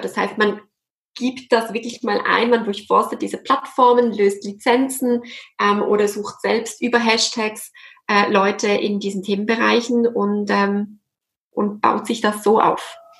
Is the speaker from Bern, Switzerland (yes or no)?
no; Basel, Basel-Stadt, Switzerland; moved away as an adult; also born or lived in French-speaking Switzerland / Zürich; Ich komme ursprünglich aus Basel, was man jetzt im Hochdeutschen nicht hört